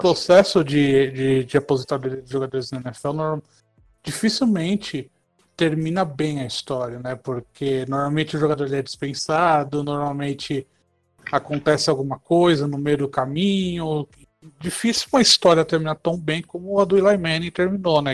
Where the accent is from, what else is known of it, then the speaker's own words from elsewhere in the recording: São Paulo, Brazil; Eu sou aqui de São Paulo